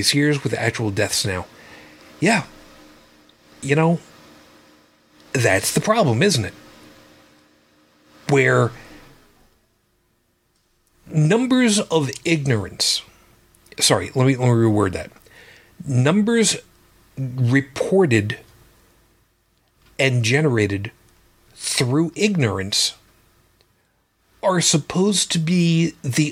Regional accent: Long Island, New York, United States; a town called Amityville, which is very close to where I grew up on Long Island

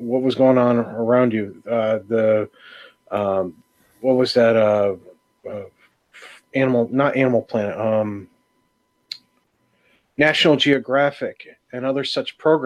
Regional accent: New York, United States; where I was growing up in New York

